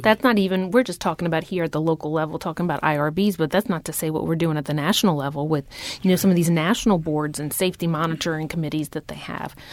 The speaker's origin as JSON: {"language": "English", "town": "Houma", "region": "Louisiana", "country": "United States", "tie": "born or raised there", "moved": "as an adult", "lives_now": "New Orleans, United States", "said": "I grew up in Houma, Louisiana. I came here for nursing school and haven't left since. I'm now transplanted in New Orleans."}